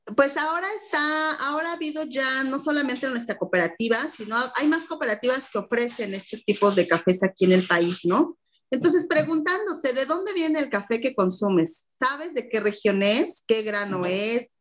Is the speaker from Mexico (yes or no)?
yes; Mexico; como mexicanos, como mexicanas